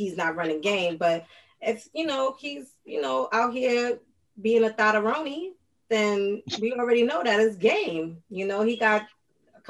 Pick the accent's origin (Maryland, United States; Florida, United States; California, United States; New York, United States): New York, United States; I'm from New York.